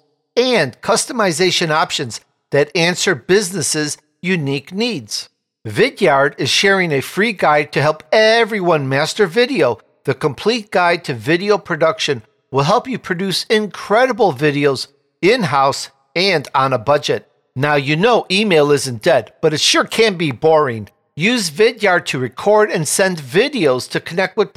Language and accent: English; Chicago, Illinois, United States; now in California, United States; I grew up in Chicago